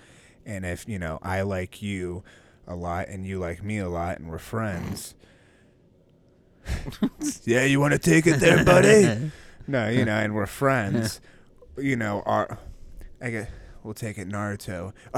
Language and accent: English; Los Angeles, California, United States; I'm from California. Yeah. Los Angeles, California, man.